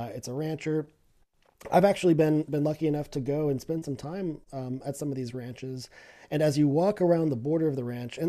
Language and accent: English; Texas, United States; as a Texan, as an American